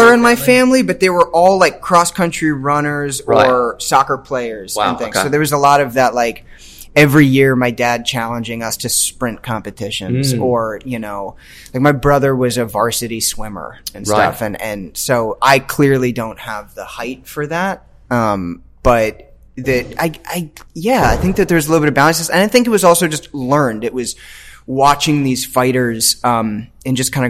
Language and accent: English; Washington, District of Columbia, United States; moved away as an adult; also born or lived in Chicago; now in Los Angeles, United States; I grew up in DC.